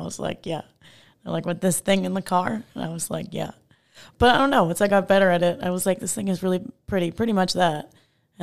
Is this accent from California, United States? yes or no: no; Long Island, New York, United States; moved away as an adult; now in Texas, United States; I'm from Long Island.